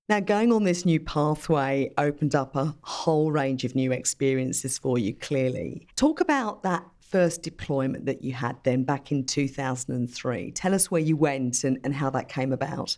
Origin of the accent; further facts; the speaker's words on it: United Kingdom; I actually grew up in the U K